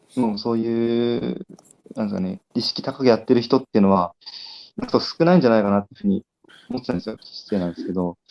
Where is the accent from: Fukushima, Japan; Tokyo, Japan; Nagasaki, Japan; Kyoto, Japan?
Fukushima, Japan; 地元の福島のなんか公務員に